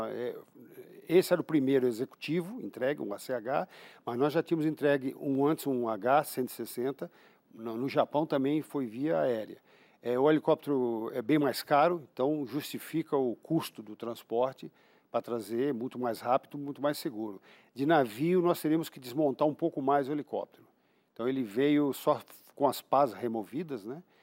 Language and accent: Portuguese; Brazil; Eu sou brasileiro